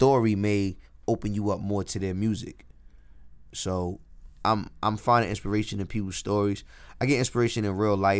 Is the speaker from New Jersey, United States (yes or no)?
yes; Jersey City, New Jersey, United States; I ride around the hood. I'm from Jersey City. I ride around my hood